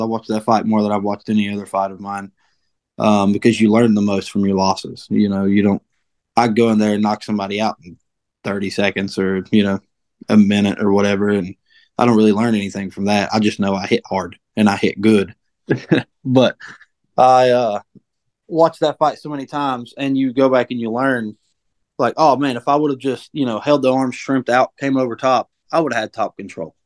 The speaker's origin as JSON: {"language": "English", "town": "Delbarton", "region": "West Virginia", "country": "United States", "also_born_or_lived": "Morgantown, West Virginia / Bridgeport, West Virginia", "said": "I'm from Mingo County. You know, Del Barton represent."}